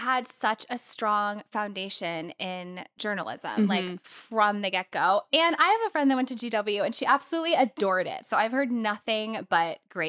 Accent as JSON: {"language": "English", "town": "St. Louis", "region": "Missouri", "country": "United States", "tie": "born or raised there", "moved": "yes", "lives_now": "New York City, United States", "said": "Tina and I have both been here for a while, but I grew up in St. Louis."}